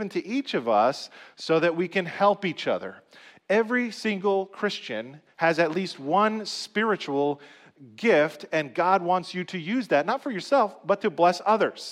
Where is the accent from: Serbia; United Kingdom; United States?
United States; New Jersey; also born or lived in Dallas, Texas; I grew up here in New Jersey, so I kind of know the culture here